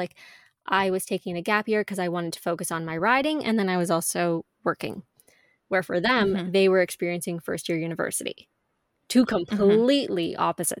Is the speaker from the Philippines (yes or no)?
no; Ontario, Canada; also born or lived in Quebec; I was born in Ontario, but then when I was 3, you know, my family moved to Quebec for a few years.